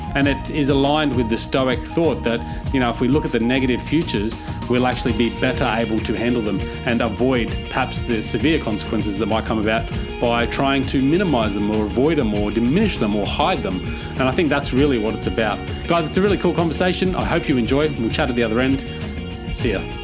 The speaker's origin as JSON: {"language": "English", "town": "Cairns", "region": "Queensland", "country": "Australia", "said": "I'm from Cairns, which I'm not sure if you're familiar with. But Cairns is at the north of Australia, very tropical, very humid"}